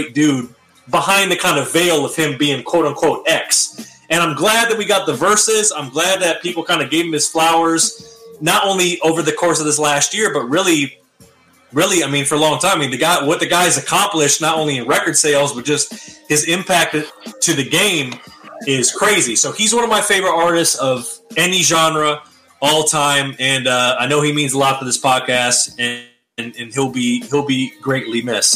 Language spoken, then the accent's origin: English; Michigan, United States; growing up in Michigan